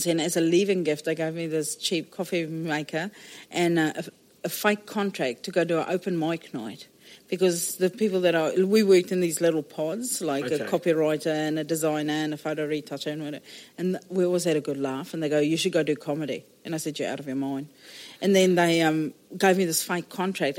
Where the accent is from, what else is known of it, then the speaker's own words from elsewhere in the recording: Johannesburg, Gauteng, South Africa; moved away as an adult; now in New Zealand; I was born in South Africa, the biggest baby that was ever born in this particular hospital in Johannesburg